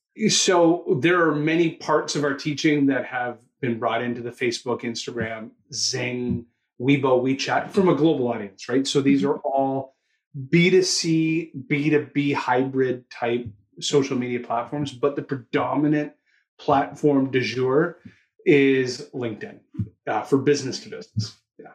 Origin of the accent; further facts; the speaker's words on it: Toronto, Ontario, Canada; also born or lived in Australia; you'll hear it in my accent, I'm from Toronto, Canada.